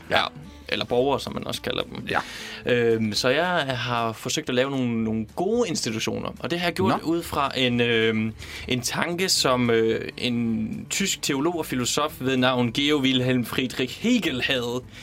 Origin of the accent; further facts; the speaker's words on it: Denmark; now in Copenhagen, Denmark; selvom jeg kommer fra Jylland, så er jeg ikke så meget for ordet træls